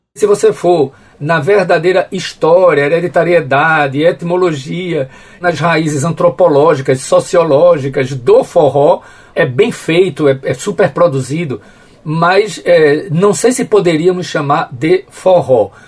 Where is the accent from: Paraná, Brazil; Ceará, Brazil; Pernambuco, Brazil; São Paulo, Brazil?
Pernambuco, Brazil; Carpina; eu não sou de Carpina do centro, eu sou de Carpina Dentro do canavial, um, um distrito chamado Açudinho